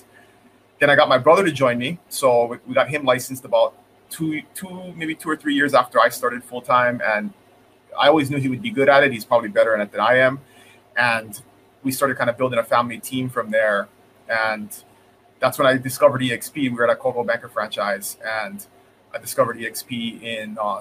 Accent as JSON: {"language": "English", "town": "Kona", "region": "Hawaii", "country": "United States", "tie": "born or raised there", "said": "I grew up here in the Big Island on the west side in Kona."}